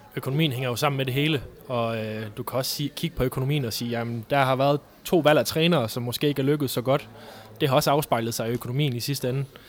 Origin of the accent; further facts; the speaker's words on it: North Jutland, North Denmark Region, Denmark; jeg er nordjyde ind til benet